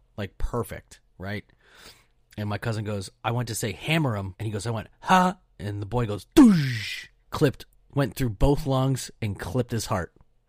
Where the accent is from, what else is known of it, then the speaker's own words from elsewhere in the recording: Pennsylvania, United States; All right, so everybody knows I'm from